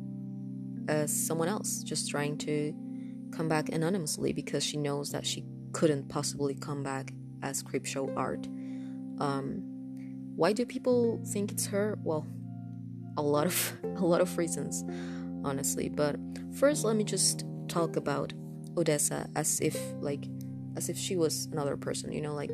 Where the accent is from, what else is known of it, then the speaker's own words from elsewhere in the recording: Honduras; first language Spanish; English is a second language; English is not my first language. I'm from Honduras, and my first language is Spanish, so I do have an accent